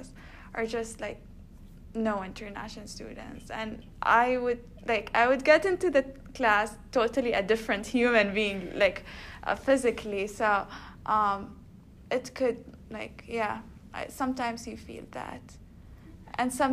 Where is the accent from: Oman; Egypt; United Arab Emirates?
Oman; moved away as an adult; now in United States; I come from Oman, which is a country across the world.